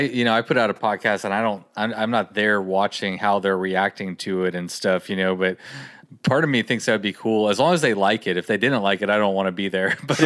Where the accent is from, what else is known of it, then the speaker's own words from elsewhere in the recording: Texas, United States; growing up in Texas, there's no ski slopes around here.